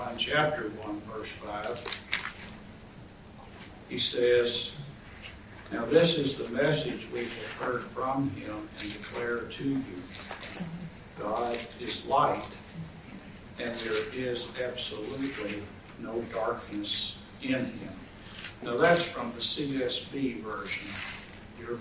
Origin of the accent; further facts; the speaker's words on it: Kentucky, United States; I grew up in Kentucky